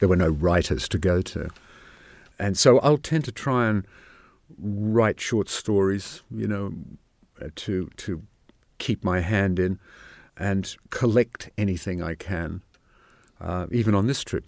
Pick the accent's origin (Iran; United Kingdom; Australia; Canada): Australia; Sydney, New South Wales; moved away; I grew up in Sydney